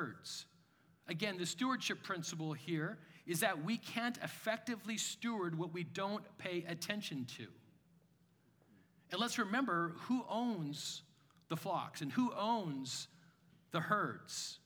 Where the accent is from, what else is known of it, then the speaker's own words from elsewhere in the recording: Canada; I'm a Canadian.